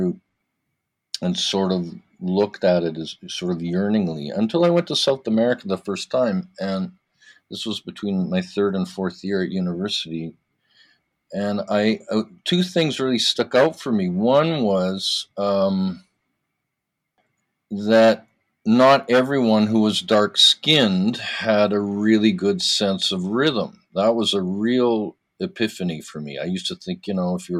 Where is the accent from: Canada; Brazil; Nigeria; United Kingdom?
Canada; Vancouver, British Columbia; now in Toronto, Canada; I was born in Toronto, but then I grew up in Vancouver. I moved there very young. I grew up in Vancouver